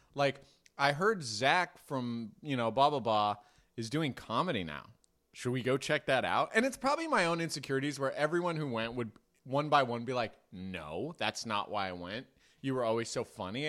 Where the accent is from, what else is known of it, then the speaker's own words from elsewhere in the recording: Marin, California, United States; I grew up in Marin